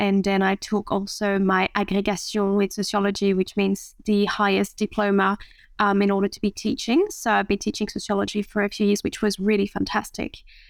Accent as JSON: {"language": "English", "country": "France", "second_language": "English", "said": "So I am French. I have lost my accent because my Australian partner helps me a lot with that."}